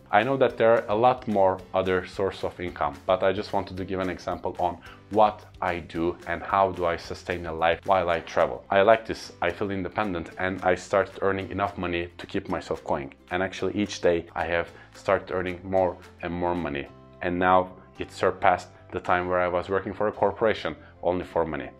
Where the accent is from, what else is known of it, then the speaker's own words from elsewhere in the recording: Istanbul, Turkey; first language Turkish; English is a second language; I give trainings in my hometown Istanbul or in my country Turkey